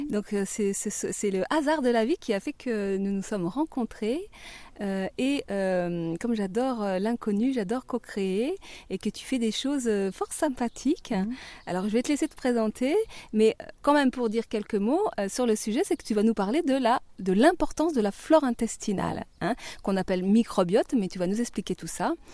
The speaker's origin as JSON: {"language": "French", "country": "Belgium", "moved": "as an adult", "lives_now": "France", "said": "Alors, donc je suis déjà belge au départ."}